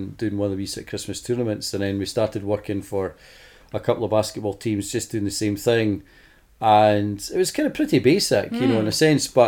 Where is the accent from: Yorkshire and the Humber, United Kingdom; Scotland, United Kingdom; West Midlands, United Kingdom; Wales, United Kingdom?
Scotland, United Kingdom; I'm Scottish